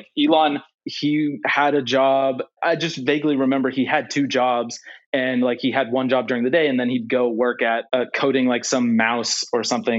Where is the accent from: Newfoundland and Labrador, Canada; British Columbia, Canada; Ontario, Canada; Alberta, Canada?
Alberta, Canada; Calgary; also born or lived in Netherlands; now in Houston, United States; I was born in Houston, Canada. And then I moved to Canada, Calgary. And then I moved to the Netherlands. And then I went back to Canada for university.